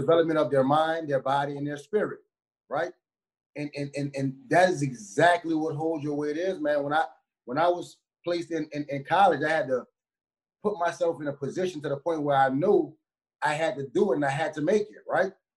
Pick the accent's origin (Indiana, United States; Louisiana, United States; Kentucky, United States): Louisiana, United States; New Orleans; moved away; I grew up in the hood, man. I'm from New Orleans